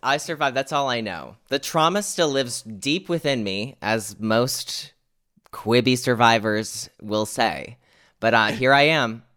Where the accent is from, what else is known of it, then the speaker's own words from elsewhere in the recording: United States; here in America, my home country